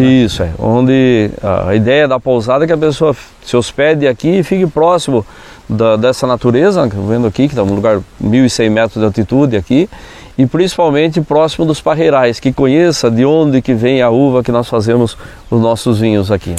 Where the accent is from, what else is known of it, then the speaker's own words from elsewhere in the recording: Ibiúna, São Paulo, Brazil; eu nasci aqui no em Ibiúna, no sertão de Ibiúna, né, numa área onde hoje é, atualmente é, é, o Parque Estadual do Jurupará.